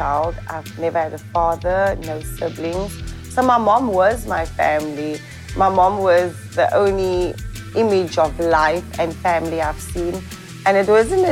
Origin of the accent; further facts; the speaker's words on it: Cape Town, Western Cape, South Africa; I'm from Cape Town, South Africa.